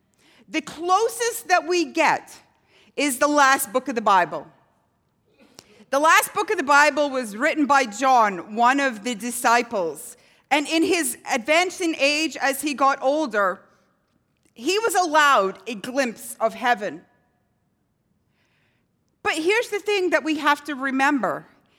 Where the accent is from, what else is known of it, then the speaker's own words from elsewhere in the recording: Scotland, United Kingdom; I lived in a town growing up in Scotland where nobody locked their doors.